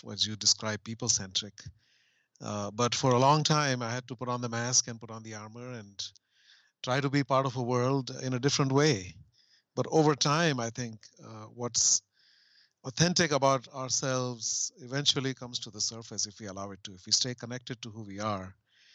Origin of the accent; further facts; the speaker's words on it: India; growing up in India in the 70s